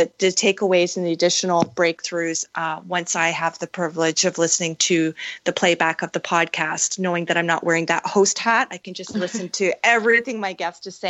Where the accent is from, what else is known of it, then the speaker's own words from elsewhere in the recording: Canada; being Canadian